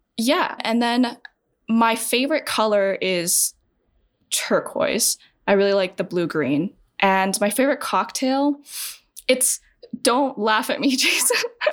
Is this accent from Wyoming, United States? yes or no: yes; Wyoming, United States; also born or lived in China; white people who I grew up with in Wyoming